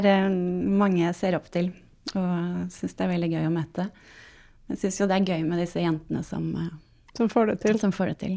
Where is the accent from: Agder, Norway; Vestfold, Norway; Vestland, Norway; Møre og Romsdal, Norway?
Vestfold, Norway; Sandefjord; jeg kommer fra Sandefjord